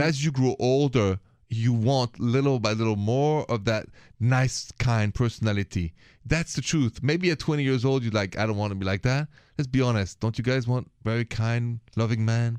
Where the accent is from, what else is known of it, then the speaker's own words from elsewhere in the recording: France; accent: French; my accent is French